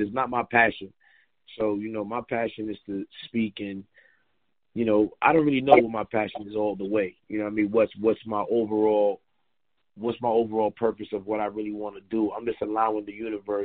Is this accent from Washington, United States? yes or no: no; New York City, New York, United States; also born or lived in Queens, New York; I'm originally from Brooklyn, but I've been living in Queens half my life, so 50-50 Brooklyn.